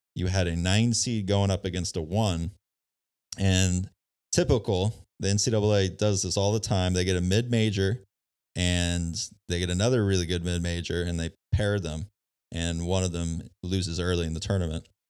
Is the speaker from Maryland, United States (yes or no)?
no; San Diego, California, United States; I grew up in San Diego, California.